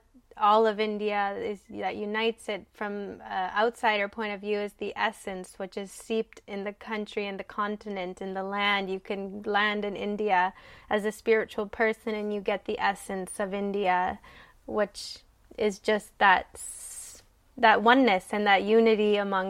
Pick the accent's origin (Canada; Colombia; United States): Canada; I'm Canadian, I'm from a different background